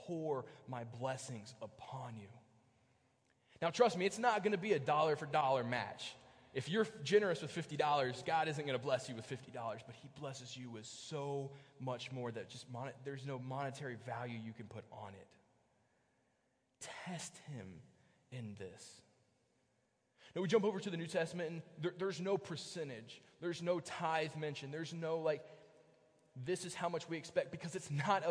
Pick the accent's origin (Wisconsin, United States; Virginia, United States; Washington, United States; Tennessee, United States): Virginia, United States; Bristol; also born or lived in Kentucky; now in Hanover, United States; I grew up in Bristol, Virginia